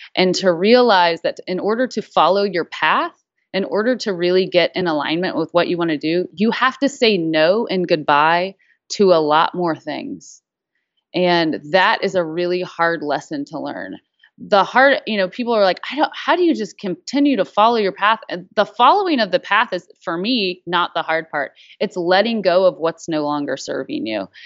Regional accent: the South, United States; growing up in the South in a food culture

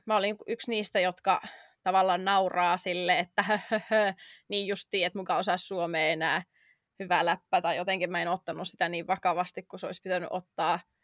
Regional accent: Finland; moved away as an adult; now in London, United Kingdom; jätin oman kotimaani muuttaakseni tänne

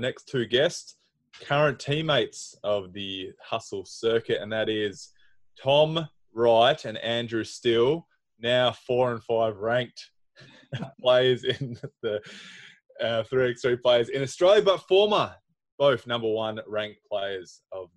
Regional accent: Hungary; moved away; Hungary, my hometown

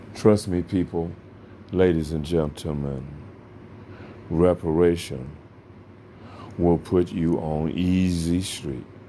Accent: United States; we are American citizens

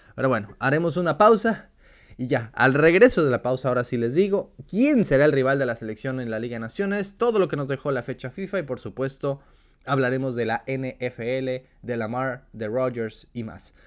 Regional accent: Mexico; como aficionados mexicanos

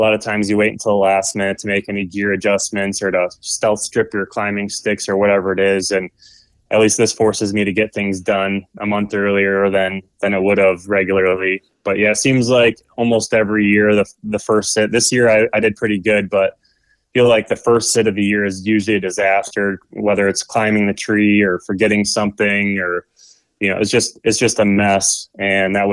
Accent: Michigan, United States; I'm originally from Michigan

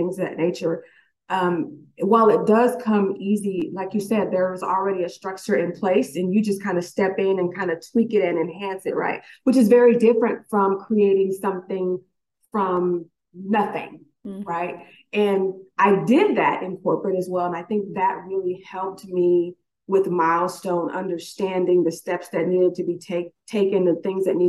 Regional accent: San Bernardino Valley, California, United States; now in Houston, United States; I am literally a Valley girl, born and raised in the San Bernardino Valley on that San Andreas fault line

